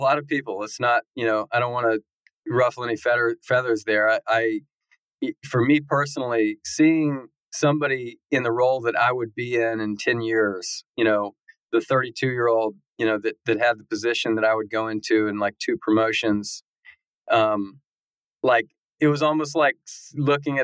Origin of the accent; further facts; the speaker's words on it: Knoxville, Tennessee, United States; also born or lived in Texas / Auburn, Alabama / Birmingham, Alabama; I grew up in Knoxville, Tennessee is my hometown